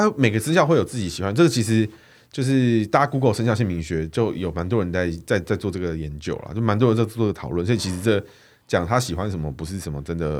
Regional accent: Chiayi, Chiayi County, Taiwan; 火鸡。那个我们嘉义那边会涉猎。

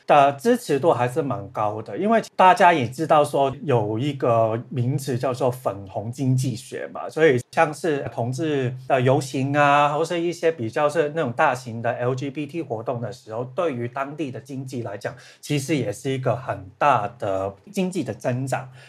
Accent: Hong Kong; moved away as an adult; now in Australia; 我是香港人本来

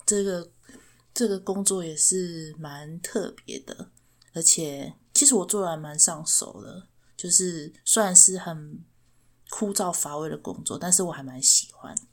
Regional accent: Chiayi, Taiwan; 我是嘉义人

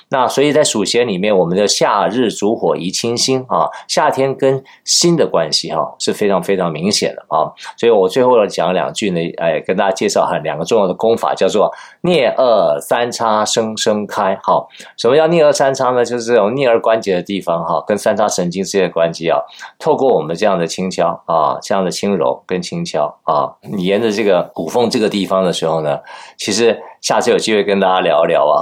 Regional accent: Taiwan; 我们台湾人叫这个小 小鲜肉啊

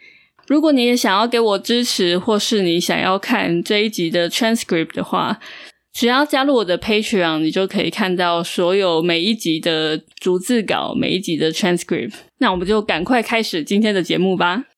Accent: Taiwan; 我从一个土生土长的台湾人的角度，

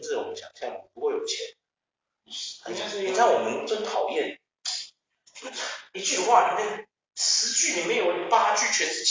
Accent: Taiwan; 会不会我们台湾人就是，我们离不开钱？

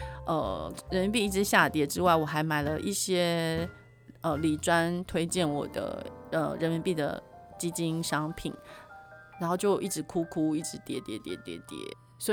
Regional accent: Japan; Chinese is a second language; 包括我们日本人非常非常重视的奥运，也被迫了就是要延期

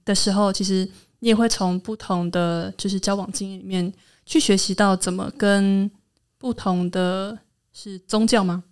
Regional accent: Hualien County, Taiwan; accent: Truku tribal accent; 我是来自花莲的泰鲁格族，目前在教育现场工作

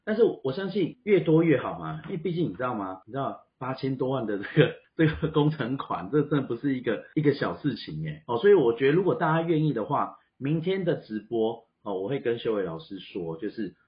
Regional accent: Taiwan; 我们台湾人

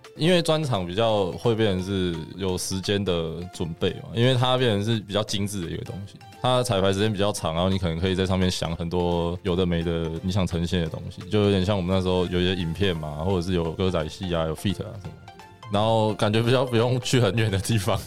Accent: Yunlin County, Taiwan; 因为我是云林人啊

